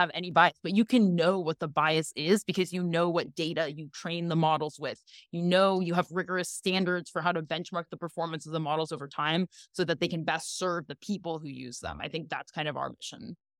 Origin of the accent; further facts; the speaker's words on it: Ukraine; now in United States; I literally grew up in the old Soviet Union, like, I grew up in the Ukraine